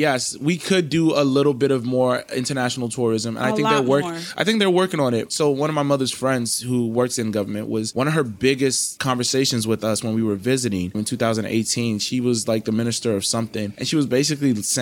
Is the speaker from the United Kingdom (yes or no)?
no; Nigeria; the pride that Nigeria has, of course, as a Nigerian